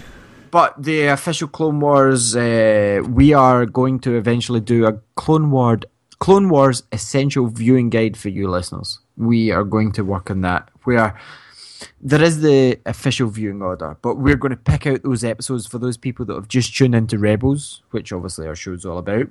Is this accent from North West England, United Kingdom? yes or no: no; Scotland, United Kingdom; we're from Scotland